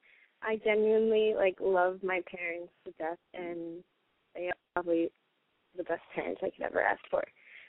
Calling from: New York, United States

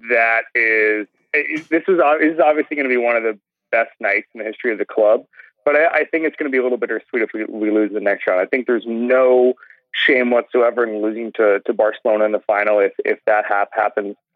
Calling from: Orlando, Florida, United States; I'm calling from Orlando.

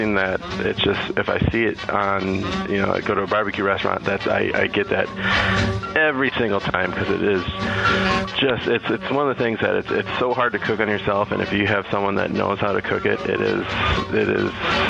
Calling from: Mesa, Arizona, United States; I am calling from Mesa, Arizona.

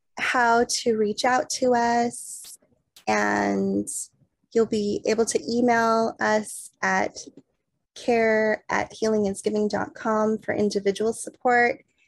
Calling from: California, United States; I'm calling in from Hoopy, Awaspas lands, also known as the Santa Cruz Mountains in California.

